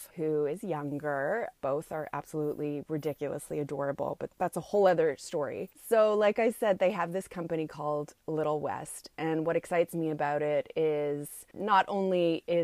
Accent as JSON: {"language": "English", "town": "Montreal", "region": "Quebec", "country": "Canada", "tie": "born or raised there", "said": "from my hometown of Montreal"}